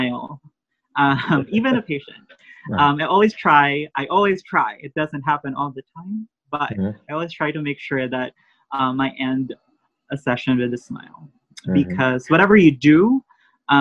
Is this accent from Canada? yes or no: no; Philippines; now in United States